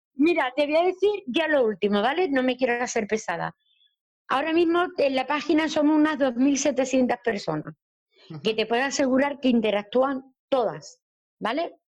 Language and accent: Spanish; Andalusia, Spain; soy andaluza.